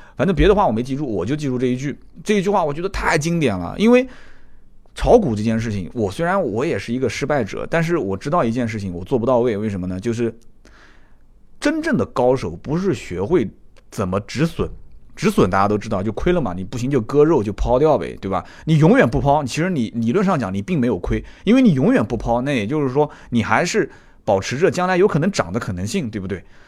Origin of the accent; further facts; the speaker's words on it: China; 作为一个中国人，懂中国话的